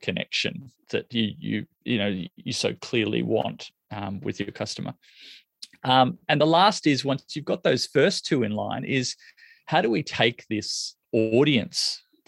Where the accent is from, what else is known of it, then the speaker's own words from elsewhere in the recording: Australia; I'm from Australia